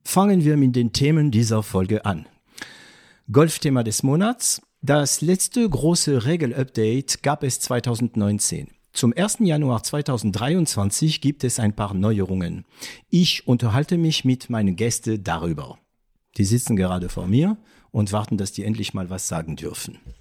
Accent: France; German is a second language; now in Germany; ich bin Franzose

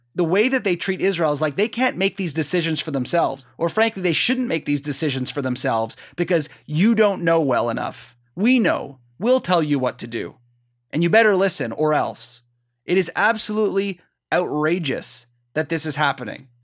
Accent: Canada; I'm Canadian

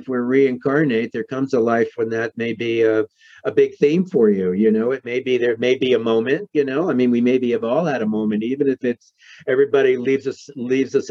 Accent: New York City, New York, United States; moved away; Growing up in New York City in Manhattan

